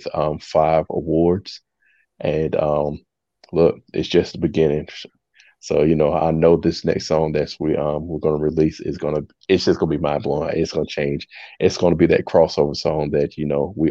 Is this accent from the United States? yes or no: yes; Jacksonville, North Carolina, United States; moved away as an adult; now in Columbia, United States; I'm originally from Jacksonville, North Carolina. I currently reside in Columbia, South Carolina